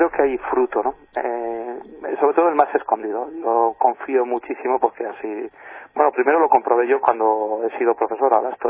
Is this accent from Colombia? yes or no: no; Navarre, Spain; yo, soy, de Navarra.